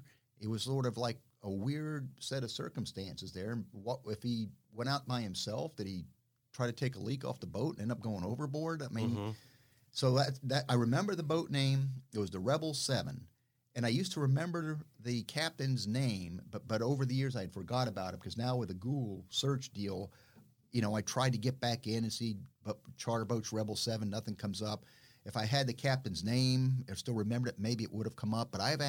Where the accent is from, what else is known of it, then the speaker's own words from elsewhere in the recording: South Florida, United States; also born or lived in Bahamas; growing up in South Florida and all the Bahamas